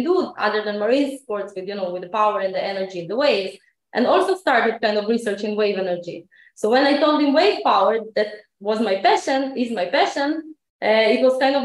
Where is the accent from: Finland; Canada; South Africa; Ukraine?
Ukraine; now in Israel; I live in Israel, but I wasn't born here. I was born in Ukraine in 1986